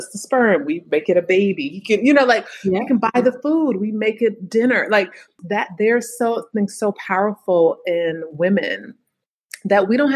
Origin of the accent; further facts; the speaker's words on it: Bay Area, California, United States; now in Philadelphia, United States; I'm from the Bay Area originally, home of Silicon Valley